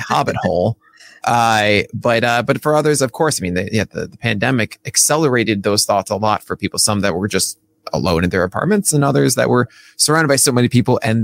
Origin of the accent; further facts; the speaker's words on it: New York, United States; my hometown